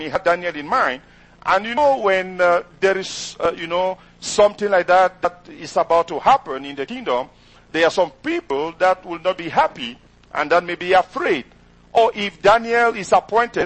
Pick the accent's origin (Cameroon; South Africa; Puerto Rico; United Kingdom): Cameroon; first language French; English is a second language; moved away as an adult; now in United States; my first language is not English, is actually French. And I did, my parents are from the English-speaking side, but I did French education